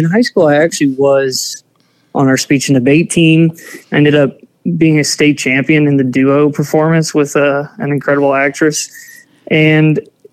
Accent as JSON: {"language": "English", "town": "Lafayette", "region": "Louisiana", "country": "United States", "tie": "born or raised there", "said": "I was born and raised in Lafayette, Louisiana. Still live here now"}